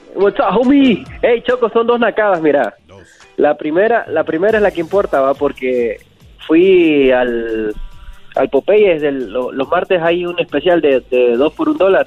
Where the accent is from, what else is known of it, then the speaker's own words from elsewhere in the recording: Honduras; now in Houston, United States; Honduras, loco, aquí de Houston